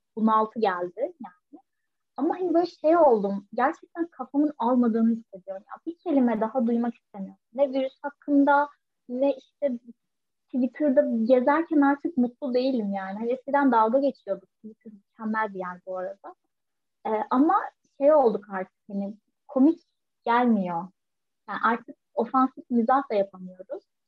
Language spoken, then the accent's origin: Turkish; Turkey; hepimiz Türkiye'de büyüdük